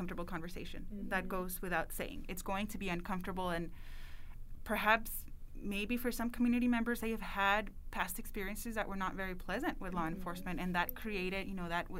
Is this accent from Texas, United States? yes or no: yes; El Paso, Texas, United States; moved away as an adult; I was born and raised in El Paso